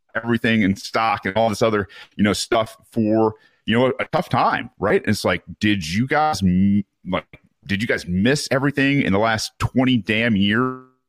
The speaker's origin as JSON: {"language": "English", "town": "Mount Pleasant", "region": "Michigan", "country": "United States", "moved": "yes", "said": "I'm from Mount Pleasant"}